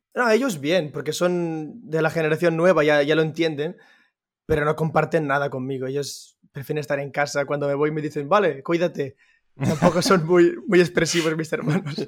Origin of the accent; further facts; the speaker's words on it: Manresa, Catalonia, Spain; soy de Manresa, eh, centro de Cataluña.